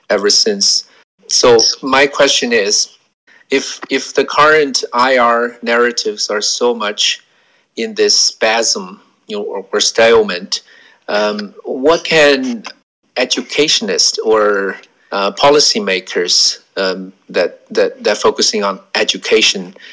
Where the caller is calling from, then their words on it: Australia; I uh, I'm speaking from